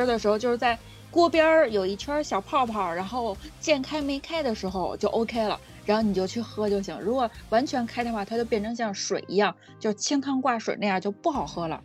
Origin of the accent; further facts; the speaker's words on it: Beijing, China; 然后我小的时候在，就是北京这边嘛，还会吃那种就是在地里挖的野菜